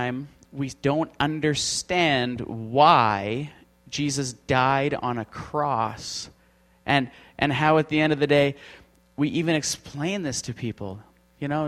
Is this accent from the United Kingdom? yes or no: no; Canada; We're from Canada.